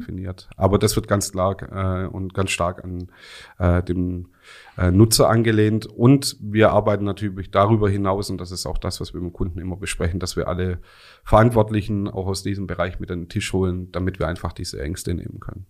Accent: Rems Valley, Baden-Württemberg, Germany; komme hier aus dem wunderschönen Remstal, ganz um mhm. die Ecke

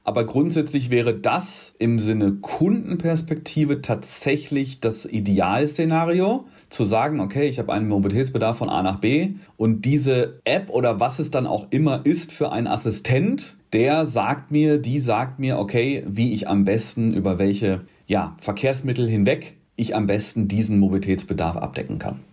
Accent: Rheda-Wiedenbrück, North Rhine-Westphalia, Germany; also born or lived in Gütersloh; Also ich bin aufgewachsen in Wiedenbrück. Das ist ein Doppelort, räder Wiedenbrück, um genau zu sein.

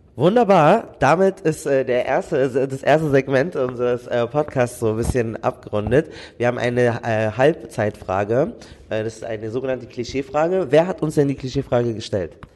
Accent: Germany; ich bin Deutscher

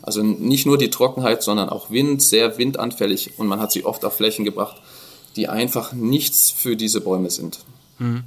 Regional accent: Dresden, Saxony, Germany; bei uns in Dresden

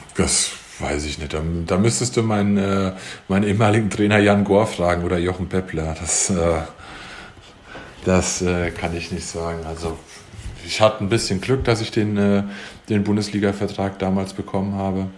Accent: near Hüttenberg, Hesse, Germany; Hüttenberg, weil es halt auch der Nachbarort von uns ist, von wo, da wo ich herkomme

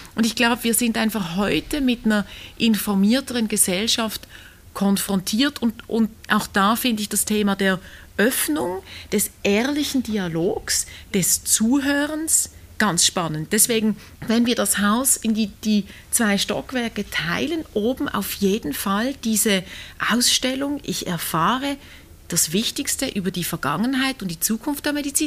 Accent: Basel, Basel-Stadt, Switzerland; als Basler

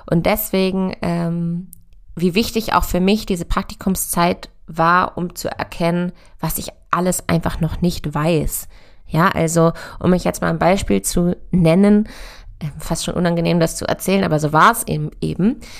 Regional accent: Hanover, Lower Saxony, Germany; Ich komme aus Hannover und bin auf einem konventionellen Ackerbaubetrieb groß geworden.

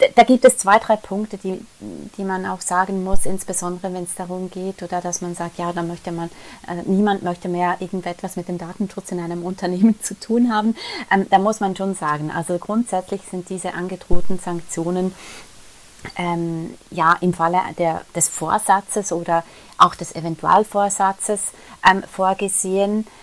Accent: Switzerland; wir in der Schweiz

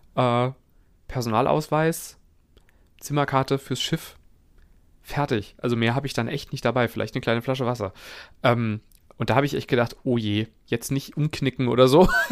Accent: Langen, Hesse, Germany; moved away; meine alte Heimatstadt Langen

